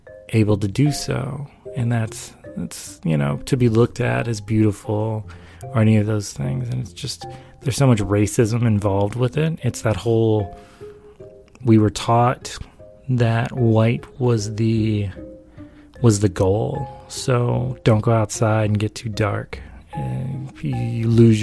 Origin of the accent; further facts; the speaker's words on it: the South, United States; I grew up in the South.